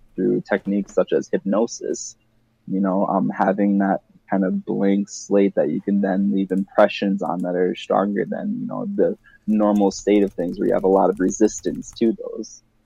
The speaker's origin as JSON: {"language": "English", "area": "Wisconsin, Minnesota area", "region": "Midwest", "country": "United States", "tie": "born or raised there", "said": "I grew up in Wisconsin, Minnesota kinda area"}